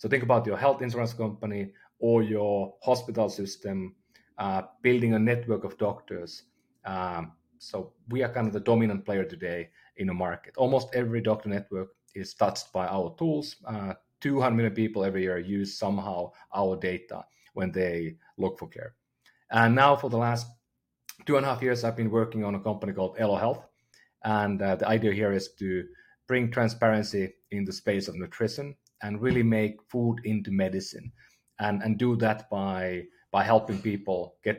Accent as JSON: {"language": "English", "country": "Finland", "moved": "as an adult", "lives_now": "United States", "said": "I'm from Finland originally, been living in the Bay Area for the last 15 years."}